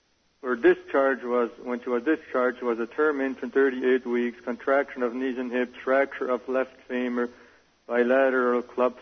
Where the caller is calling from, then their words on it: Alberta, Canada; I'm calling from Alberta, Canada